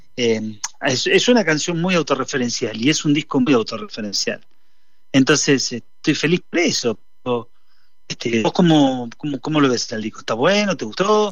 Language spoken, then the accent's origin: Spanish; San Nicolás de los Arroyos, Buenos Aires Province, Argentina; moved away; salí de San Nicolás, primero que nací